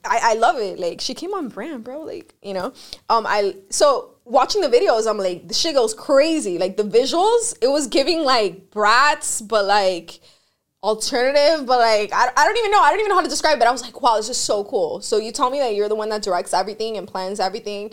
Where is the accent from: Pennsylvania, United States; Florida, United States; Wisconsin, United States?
Florida, United States; Miami; I grew up here in Miami